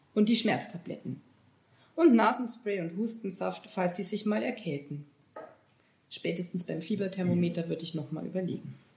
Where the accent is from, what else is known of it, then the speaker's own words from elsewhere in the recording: Bavaria, Germany; bei uns in Bayern